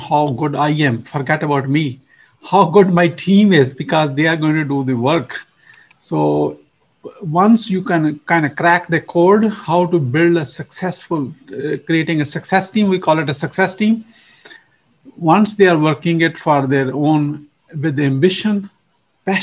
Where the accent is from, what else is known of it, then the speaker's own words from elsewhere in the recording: Pakistan; now in United States; I'm originally from Pakistan. You probably know my accent is not from, you know, it's imported